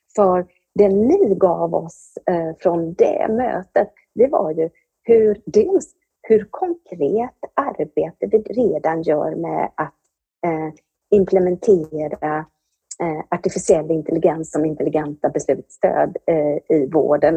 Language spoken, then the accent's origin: Swedish; Anderstorp, Jönköping County, Sweden; Jag kommer från Anderstorp i Småland